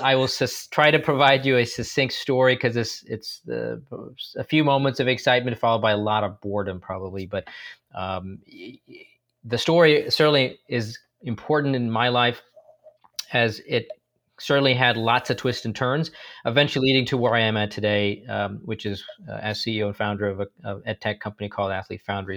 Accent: San Francisco, California, United States; also born or lived in India; I grew up in San Francisco, uh, in the Bay Area

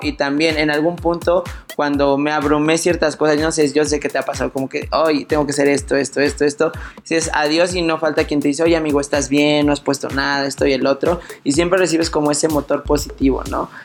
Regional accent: Puebla, Mexico; yo soy de Puebla

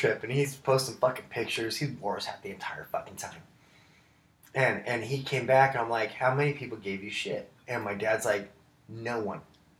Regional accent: Southern California, United States; We're from Southern California.

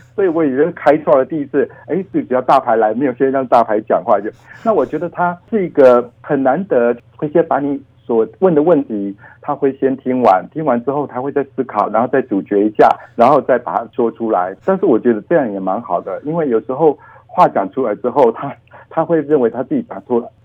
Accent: Taiwan; 我是一个在台湾出生长大的人，那我的父亲的原生地是在大陆

